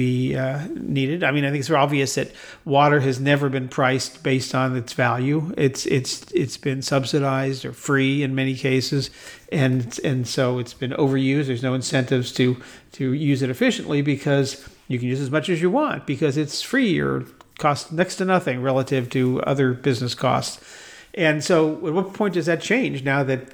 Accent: United States; I love being an American

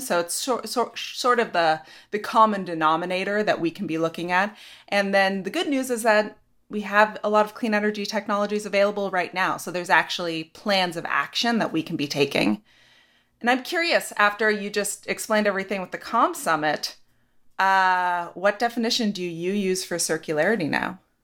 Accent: Ashland, Oregon, United States; moved away; I'm from Southern Oregon, Ashland.

